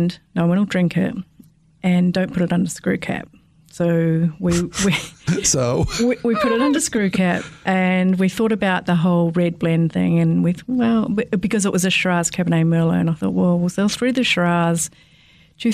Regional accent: Marlborough, New Zealand; moved away as an adult; also born or lived in Sydney, Australia; now in South Australia, Australia; I was born and raised in Marlborough, New Zealand, in the Marlborough Sounds, actually, so quite a remote area of Marlborough

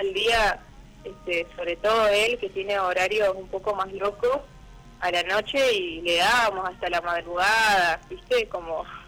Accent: Puerto San Julián, Santa Cruz, Argentina; also born or lived in Río Gallegos; now in Perito Moreno, Argentina; en Puerto San Julián, donde me he criado, porque nací en la capital, en Río Gallegos

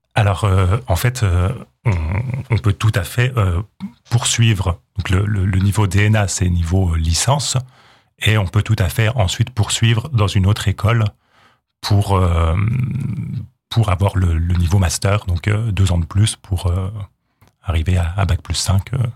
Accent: Jura, Bourgogne-Franche-Comté, France; also born or lived in Hautes-Vosges; now in Vosges, France; Je viens du, du Jura

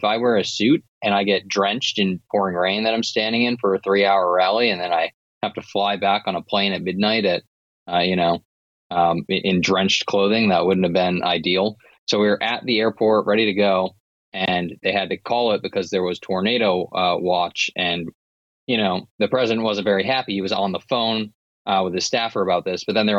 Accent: Massachusetts, United States; I'm from Massachusetts

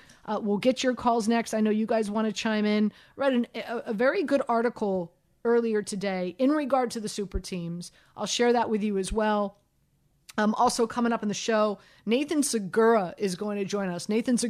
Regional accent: Miami, Florida, United States; moved away; I'm from Miami.

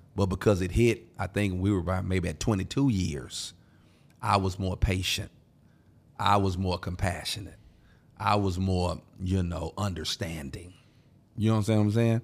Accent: Houston, Texas, United States; I'm from Houston

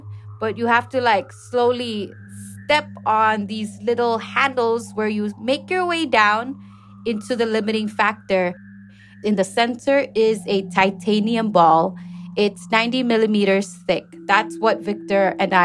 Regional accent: Pohnpei, Micronesia; I was born in Pohnpei

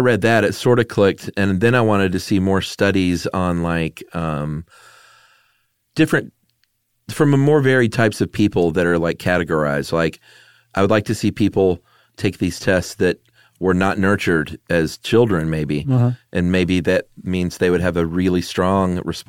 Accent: Nevada, United States; I grew up in the Carson Valley area in Nevada.

